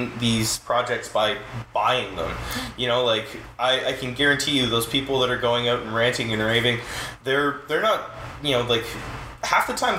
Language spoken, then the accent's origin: English; Queens, New York, United States; Yeah, and like, and growing up in Queens and being, like, poor